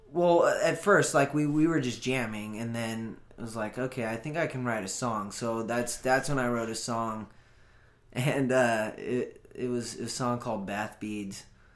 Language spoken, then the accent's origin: English; Los Osos, California, United States; I'm from a small town called Los Osos.